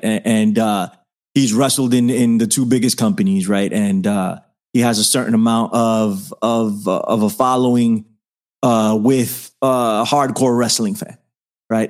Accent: New York City, New York, United States; I'm from the Bronx

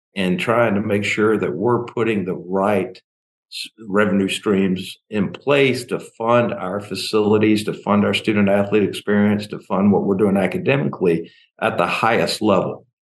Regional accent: Memphis, Tennessee, United States; now in Tallahassee, United States; I grew up in Memphis.

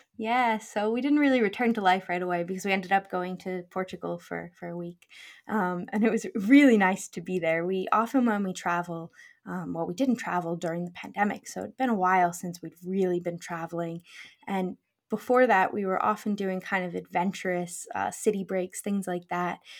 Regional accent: United States; moved away as an adult; now in Scotland, United Kingdom; we grew up in the U S

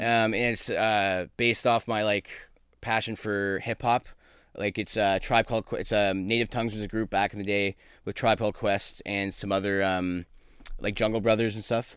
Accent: Brantford, Ontario, Canada; moved away; also born or lived in Ottawa / New York / Newfoundland; I grew up in my grandparents' butcher shop in Brantford, Ontario.

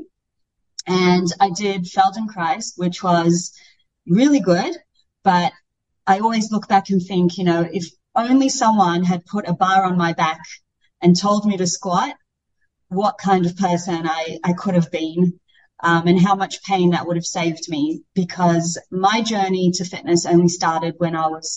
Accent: Australia; moved away as an adult; I grew up in Australia from the age of 5 to 19.

